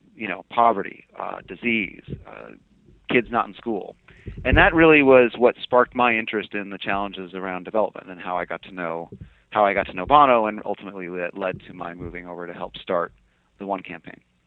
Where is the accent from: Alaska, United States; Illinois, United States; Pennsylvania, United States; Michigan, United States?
Alaska, United States; Fairbanks; also born or lived in Anchorage, Alaska; I was I was born and raised in in Alaska